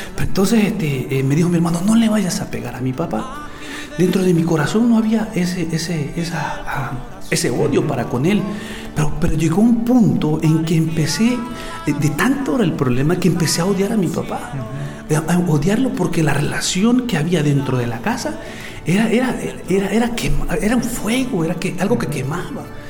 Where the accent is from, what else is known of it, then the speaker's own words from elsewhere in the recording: El Salvador; Yo nací en El Salvador, en una familia muy, muy fuerte